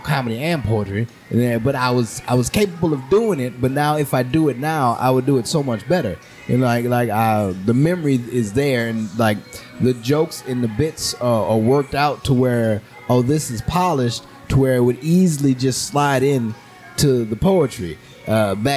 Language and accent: English; New Orleans, Louisiana, United States; growing up in New Orleans